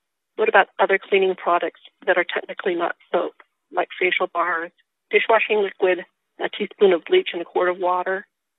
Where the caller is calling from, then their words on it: Reno, Nevada, United States; I'm calling from Reno, Nevada.